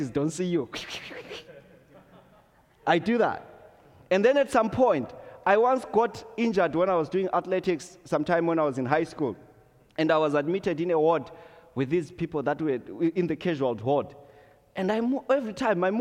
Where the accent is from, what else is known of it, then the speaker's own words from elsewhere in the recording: Zimbabwe; moved away; growing up in Zimbabwe